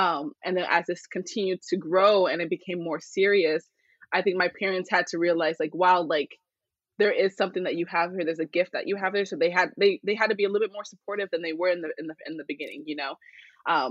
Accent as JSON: {"language": "English", "town": "Phoenix", "region": "Arizona", "country": "United States", "tie": "born or raised there", "said": "I was born here in Phoenix, Arizona"}